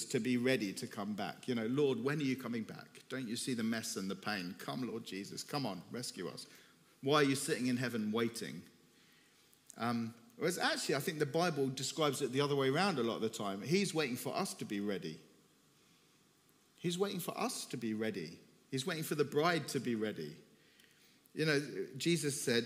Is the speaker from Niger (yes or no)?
no; Cyprus; moved away as an adult; also born or lived in Turkey; I'm from Cyprus, from the Greek side